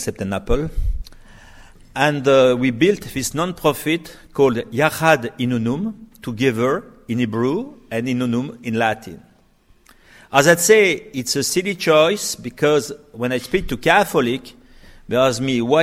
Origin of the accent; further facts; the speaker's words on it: France; we came from France